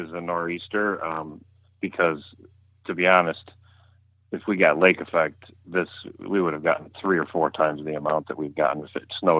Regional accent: New York, United States; now in West Seneca, United States; I grew up in Chautauqua County, New York, which is the southwesternmost county, literally right on the Pennsylvania border. My property is literally right on the border. So that's where I grew up.

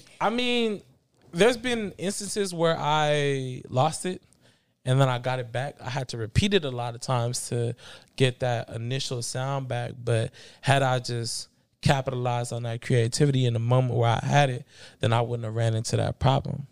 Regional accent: Bay Area, California, United States; also born or lived in Los Angeles, California / Belize (ancestry); I moved to the Bay Area going into fourth grade

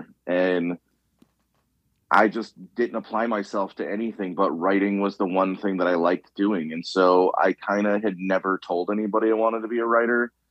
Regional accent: Chicago, Illinois, United States; I'm from the South Side of Chicago.

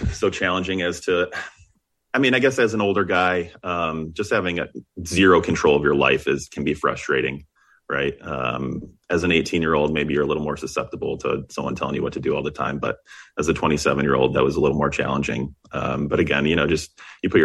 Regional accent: Ann Arbor, Michigan, United States; I grew up in Ann Arbor, Michigan

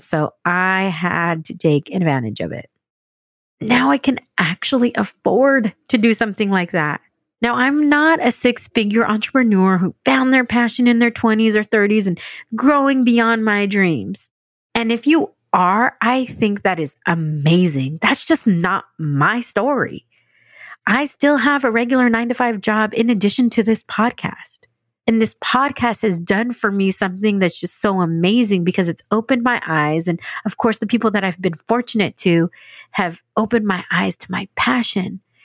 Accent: San Diego, California, United States; moved away as an adult; also born or lived in Dallas / New York City; now in San Diego, United States; I grew up outside of San Diego, in a suburb of San Diego

